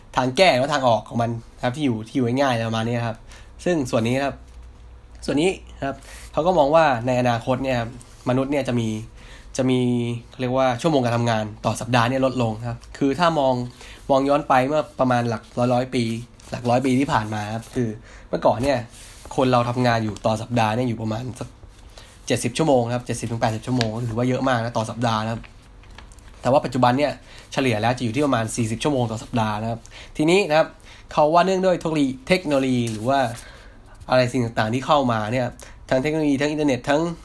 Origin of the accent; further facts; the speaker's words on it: Hat Yai, Songkhla, Thailand; now in Bangkok, Thailand; ผมเป็นคนต่างจังหวัดนะ คือผมเป็นคนคนหัดใหญ่ครับ